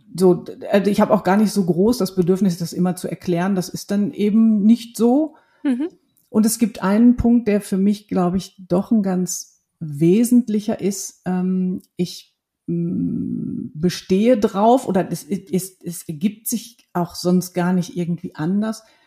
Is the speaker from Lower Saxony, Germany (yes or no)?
no; Ruhr area, North Rhine-Westphalia, Germany; ich bin ein Kind des Ruhrgebiets. Das sind meine Wurzeln.